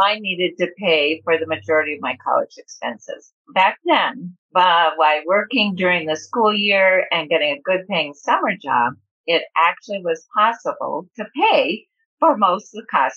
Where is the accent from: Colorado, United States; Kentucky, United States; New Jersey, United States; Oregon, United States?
Colorado, United States; Denver; moved away as an adult; also born or lived in Milwaukee, Wisconsin / Laramie, Wyoming / Tulsa, Oklahoma / Washington, D.C.; where I consider home is when we moved here to beautiful Denver, Colorado, when I was about five